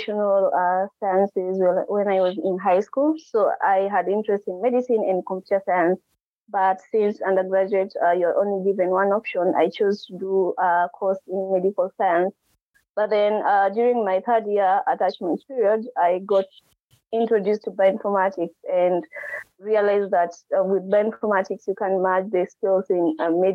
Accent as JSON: {"language": "English", "country": "Kenya", "moved": "as an adult", "lives_now": "Oxford, United Kingdom", "said": "from Kenya as well. I'm a first year PhD student at the University"}